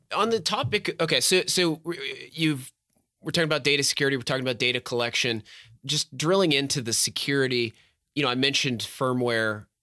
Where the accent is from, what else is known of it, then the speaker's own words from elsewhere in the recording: Texas, United States; my home state of Texas